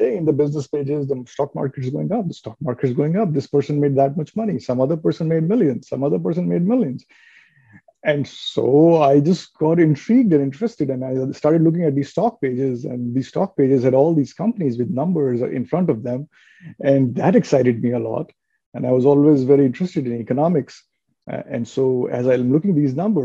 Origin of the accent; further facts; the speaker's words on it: New Delhi, Delhi, India; now in Toronto, Canada; I was a young teenager in India, growing up in New Delhi